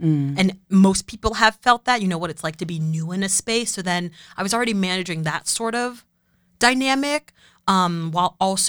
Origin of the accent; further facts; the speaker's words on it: Boston, Massachusetts, United States; I grew up in Boston, and for those that know Boston, I grew up in Roslindale, which is an incredible neighborhood. Based in Boston proper. It's near Jamaica Plain and West Roxbury.